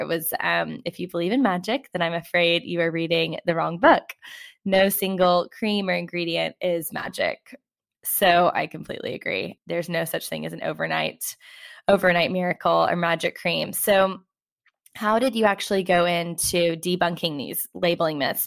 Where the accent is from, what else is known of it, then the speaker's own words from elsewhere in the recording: United States; now in London, United Kingdom; I am American, you know, living in London